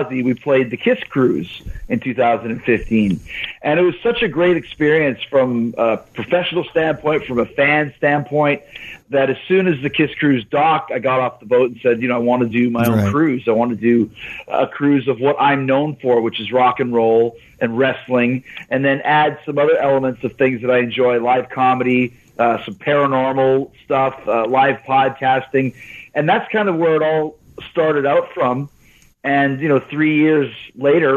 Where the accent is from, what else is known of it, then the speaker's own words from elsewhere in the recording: Winnipeg, Manitoba, Canada; when I was a kid, growing up in Winnipeg, Manitoba